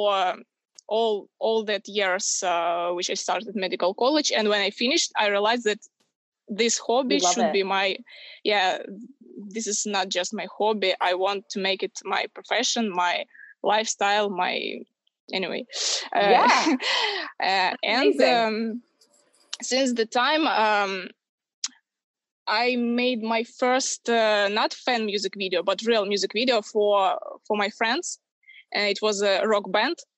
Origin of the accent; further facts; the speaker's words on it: Ukraine; I live in Ukraine. I'm from Ukraine